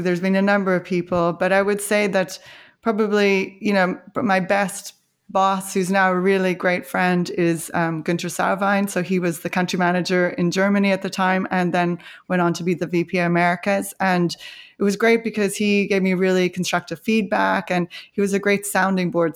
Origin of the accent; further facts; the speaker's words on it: Canada; moved away; also born or lived in Ireland; I grew up in Canada, my sister and I, and I went to the University of Calgary